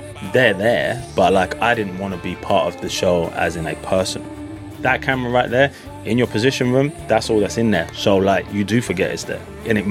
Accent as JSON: {"language": "English", "region": "London", "country": "United Kingdom", "moved": "as an adult", "lives_now": "Dallas, United States", "said": "I'm from North London, England."}